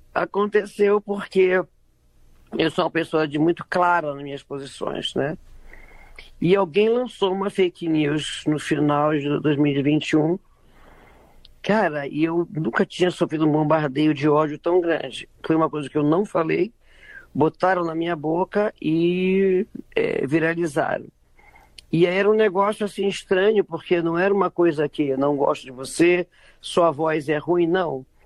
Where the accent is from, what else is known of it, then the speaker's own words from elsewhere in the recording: Belém, Pará, Brazil; na minha infância, em Belém